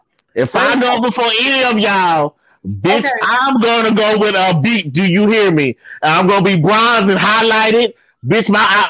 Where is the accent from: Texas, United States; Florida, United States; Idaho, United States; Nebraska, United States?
Texas, United States; Killeen; I was raised in Killeen.